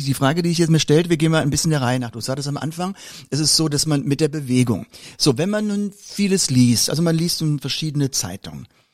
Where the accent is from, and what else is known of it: Mörz, Rhineland-Palatinate, Germany; born or raised there; moved away